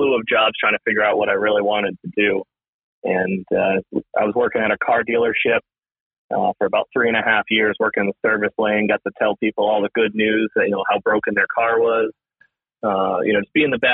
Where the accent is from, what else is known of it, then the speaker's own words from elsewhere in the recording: Massachusetts, United States; now in Vermont, United States; I've grown up my whole life in New England. So I grew up in Massachusetts